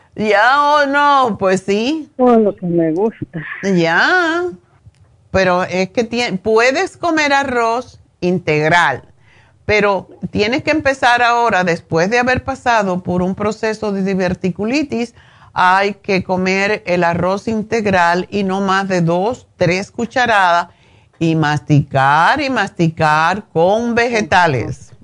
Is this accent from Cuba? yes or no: yes; Cuba